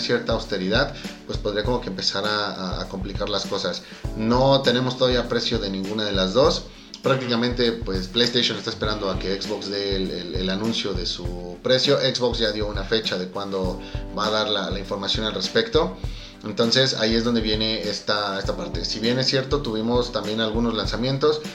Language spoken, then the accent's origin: Spanish; Mexico; somos los mexicanos